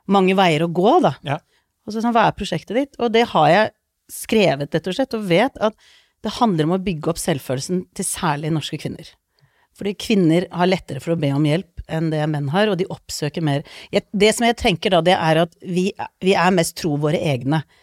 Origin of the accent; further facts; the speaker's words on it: Lommedalen, Akershus, Norway; also born or lived in Iceland; Jeg er født på Island, eh, flytta til Norge da jeg var to, og vokste opp mesteparten i Lommedalen.